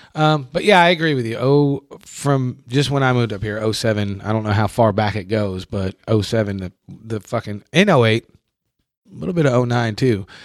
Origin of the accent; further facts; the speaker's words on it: New York, United States; moved away as an adult; now in Kentucky, United States; I'm from New York